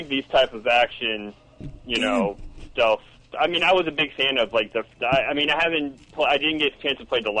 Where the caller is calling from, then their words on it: Melbourne, Florida, United States; Call from Melbourne, Florida.